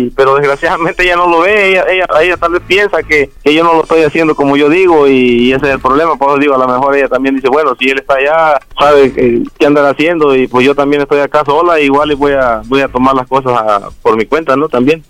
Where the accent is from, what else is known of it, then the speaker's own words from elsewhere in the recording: Jalisco, Mexico; moved away; also born or lived in Guerrero; me crié en Jalisco